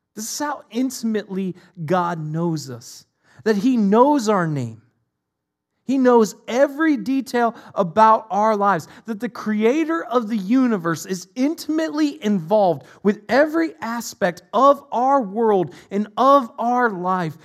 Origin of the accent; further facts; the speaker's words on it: Northeast Ohio, United States; moved away; I'm from Northeast Ohio originally